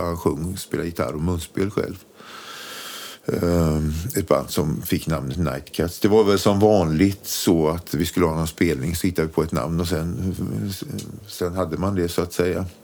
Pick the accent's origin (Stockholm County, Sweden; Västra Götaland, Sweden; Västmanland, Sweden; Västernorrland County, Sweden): Västra Götaland, Sweden; Borås; Vi är från Borås från början